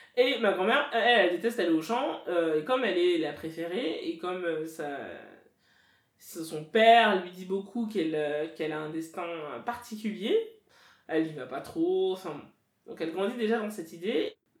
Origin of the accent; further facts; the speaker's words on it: France; je suis française de nationalité, j'ai grandi en France, etc. Mais mes parents sont camerounais